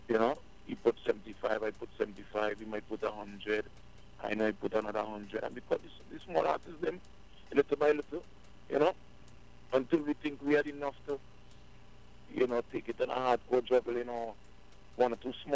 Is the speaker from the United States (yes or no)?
no; Trinidad & Tobago; First, let me make it be known that I'm a Trinidadian, in case a lot of people don't know still, so, you know, because I've been around so many Jamaicans and Guyanese, my accent all over the place